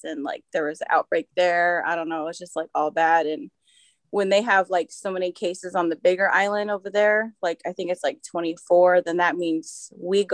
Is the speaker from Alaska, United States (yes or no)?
yes; Ketchikan, Alaska, United States; also born or lived in Seattle; I was born here in Ketchikan, the other island, and I grew up mainly here